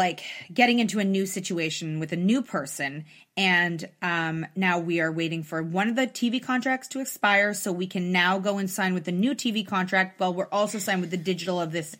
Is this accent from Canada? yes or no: yes; Canada; we're Canadian for life.